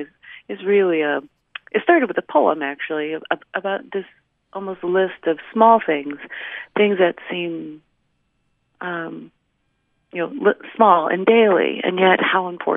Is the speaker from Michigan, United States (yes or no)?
no; northern Indiana, United States; accent: Midwestern; I'm from Indiana. I grew up in the northern part closer to Chicago, but now I live in the southern part.